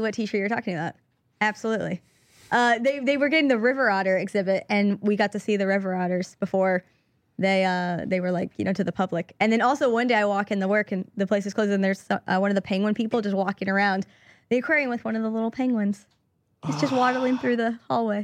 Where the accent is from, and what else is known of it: San Francisco, California, United States; also born or lived in Monterey / New York; now in Los Angeles, United States